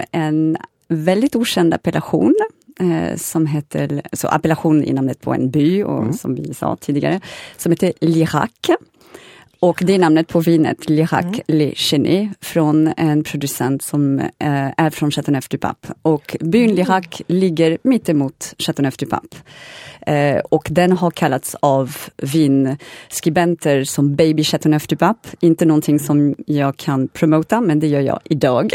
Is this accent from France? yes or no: yes; Paris, Île-de-France, France; Swedish is a second language; now in Sweden; jag är född och uppväxt i Paris för det mesta